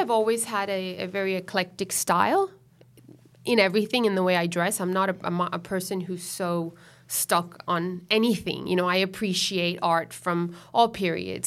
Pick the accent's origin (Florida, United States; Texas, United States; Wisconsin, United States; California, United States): Florida, United States; Miami; now in Sydney, Australia; mother's Venezuelan, and I grew up in Miami, in Florida, so that makes me a U S citizen